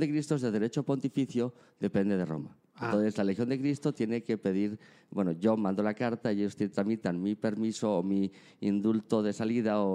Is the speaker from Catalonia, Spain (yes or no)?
no; León, Castile and León, Spain; now in Monterrey, Mexico; tengo 45 años y soy de España. Y ¿De dónde de España? España, de León, España.